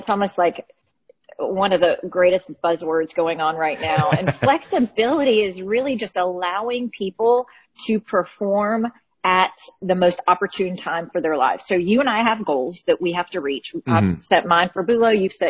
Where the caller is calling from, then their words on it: Birmingham, Alabama, United States; Birmingham, Alabama. So we're just getting the storm in, but nothing bad.